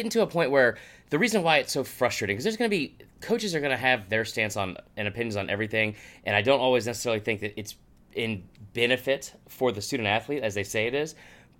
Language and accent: English; the South, Southern United States, United States; what kind of level of Southern, and I don't want to say trash that I am